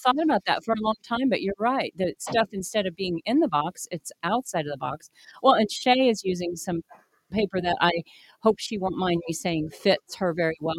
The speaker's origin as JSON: {"language": "English", "town": "Wichita", "region": "Kansas", "country": "United States", "tie": "born or raised there", "said": "when I was growing up in Wichita"}